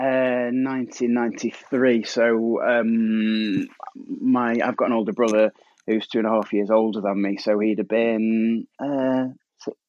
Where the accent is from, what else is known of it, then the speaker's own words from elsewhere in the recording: Staffordshire, West Midlands, United Kingdom; I'm from Staffordshire and we have a funny, unique school system